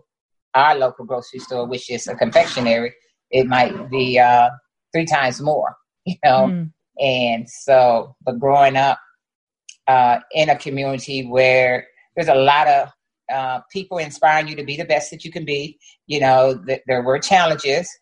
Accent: East St. Louis, Illinois, United States; moved away as an adult; growing up in East St. Louis, predominantly Black, you know, city

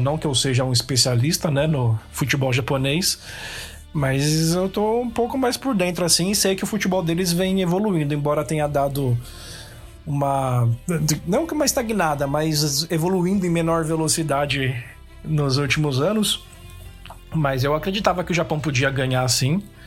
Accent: Brazil; moved away as an adult; now in Scotland, United Kingdom; sou brasileiro

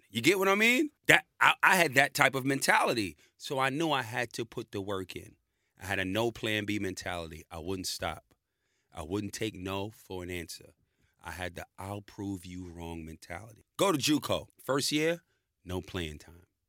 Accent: New York City, New York, United States; moved away as an adult; now in Australia; I'm born in New York in the Bronx

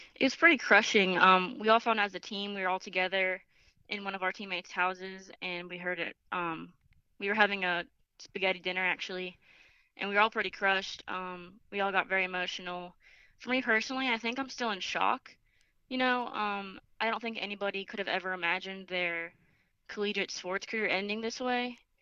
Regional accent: Boca Raton, Florida, United States; moved away as an adult; I'm from Boca Raton, Florida.

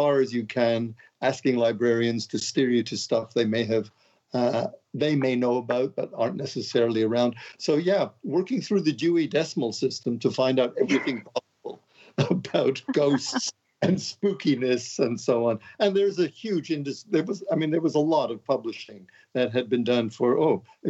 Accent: Montreal, Quebec, Canada; moved away as an adult; now in London, United Kingdom; I'm from Montreal. I'm a Montreal boy

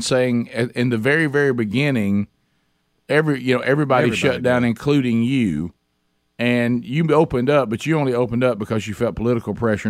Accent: Alabama, United States; we're from Alabama.

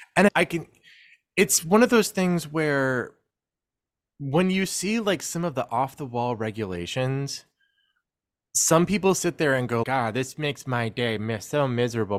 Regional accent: Houston, Texas, United States; I grew up in Houston

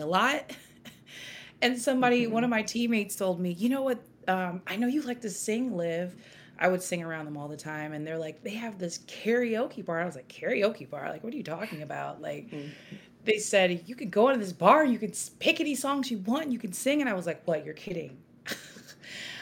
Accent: Peoria, Illinois, United States; moved away as an adult; also born or lived in Chicago, Illinois; now in Portland, United States; I'm originally from Peoria, Illinois

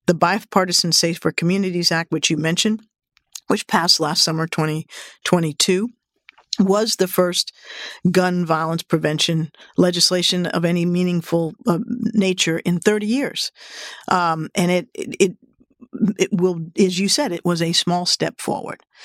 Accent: Washington, District of Columbia, United States; Washington, D C, my hometown

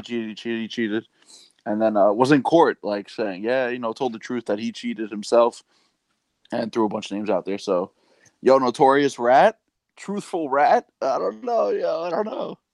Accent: New York City, New York, United States; we're both from Queens

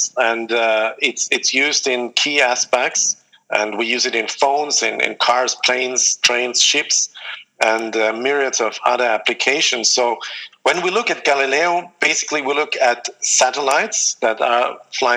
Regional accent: Vienna, Austria; moved away as an adult; I grew up in Vienna in the 1970s.

